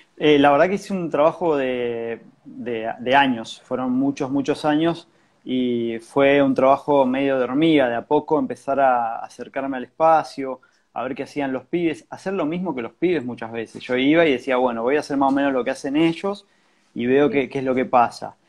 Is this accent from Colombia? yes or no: no; San Juan, Argentina; moved away as an adult; now in Buenos Aires, Argentina; Yo, soy de San Juan